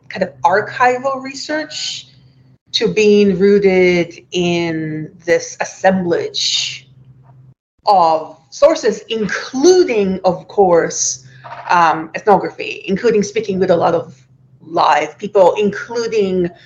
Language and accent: English; Tel Aviv, Tel Aviv District, Israel; I grew up in Tel Aviv